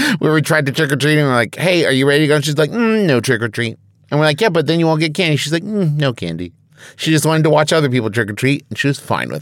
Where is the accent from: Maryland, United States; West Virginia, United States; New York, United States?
West Virginia, United States; Huntington; my hometown of Huntington, West Virginia